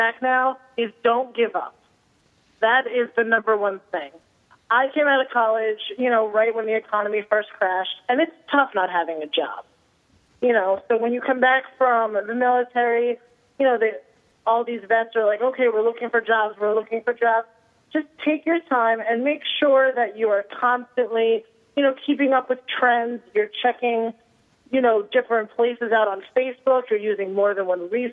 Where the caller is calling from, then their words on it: New Jersey, United States; I am calling you from beautiful, sunny New Jersey.